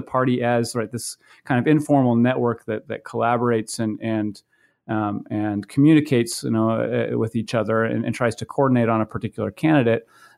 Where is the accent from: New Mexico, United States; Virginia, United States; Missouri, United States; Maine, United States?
Maine, United States; I grew up in Maine, and prior to going to graduate school, I worked on several campaigns in 2004 and 2006